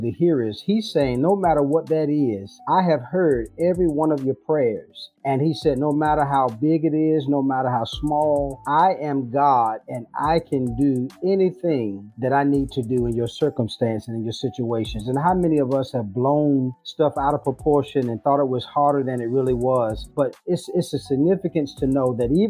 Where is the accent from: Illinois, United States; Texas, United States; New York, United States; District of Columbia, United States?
District of Columbia, United States; Washington; moved away as an adult; now in Rocky Mount, United States; I'm from Washington, D.C. I currently live now, though, in Rocky Mount, North Carolina